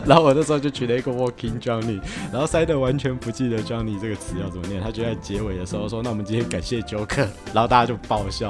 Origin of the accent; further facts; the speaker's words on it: Taiwan; 我老家在万大，那离台北蛮近的啊。